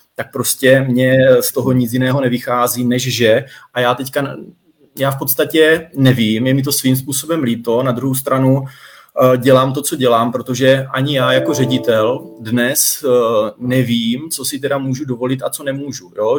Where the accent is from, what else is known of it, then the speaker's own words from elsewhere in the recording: Troubky, Olomouc Region, Czechia; moved away; pocházím z Troubek, byť dnes v Troubkách nebydlím